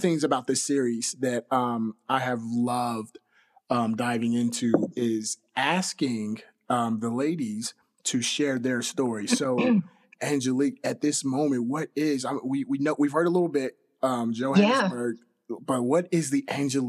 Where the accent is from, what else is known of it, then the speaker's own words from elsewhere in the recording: Oklahoma, United States; also born or lived in Fort Worth, Texas; I'm originally from Oklahoma.